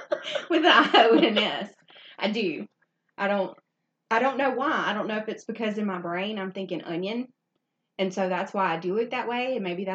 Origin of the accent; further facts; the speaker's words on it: northern Louisiana, United States; We're from Louisiana, but not the part of Louisiana where it's full of culture and we sound like lips, like honey's dripping from our lips. No, we're from the part of Louisiana that's like the northern part